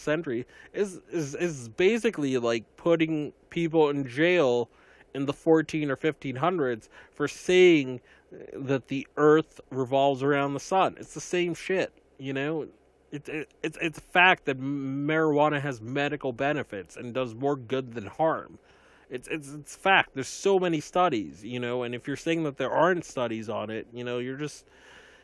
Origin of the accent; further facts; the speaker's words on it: Massachusetts, United States; in my home state of Massachusetts